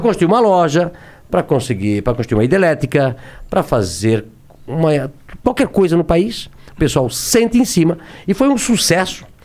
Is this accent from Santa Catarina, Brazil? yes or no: yes; Brusque, Santa Catarina, Brazil; born or raised there